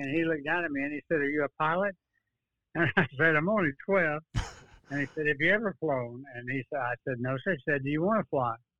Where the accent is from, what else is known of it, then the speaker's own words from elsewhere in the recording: Dallas, Texas, United States; now in Austin, United States; born in Dallas, 1931